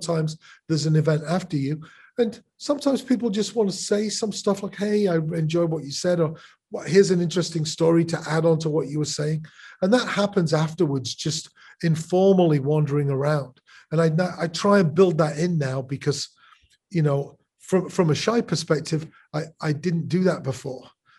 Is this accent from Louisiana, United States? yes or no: no; Chicago, Illinois, United States; I'm from Chicago.